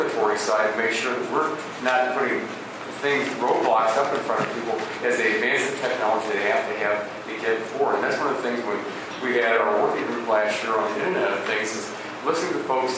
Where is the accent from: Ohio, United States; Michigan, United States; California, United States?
Ohio, United States; Northwest Central; I'm from Northwest Central Ohio.